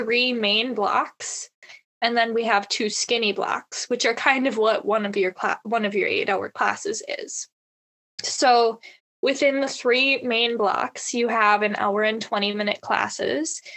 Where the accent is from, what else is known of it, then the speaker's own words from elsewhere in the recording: Reedsville, Wisconsin, United States; I am from Reidsville High School, also known as Hickville